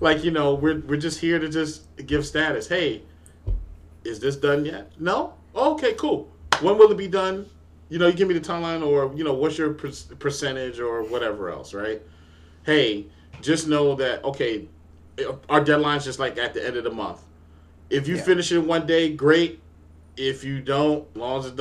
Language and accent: English; New York, United States; I grew up in New York